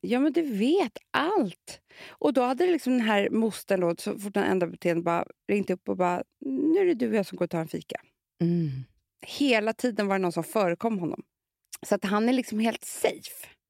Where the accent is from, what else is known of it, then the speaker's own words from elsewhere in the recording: Gotland, Sweden; Jag kommer ju från Gotland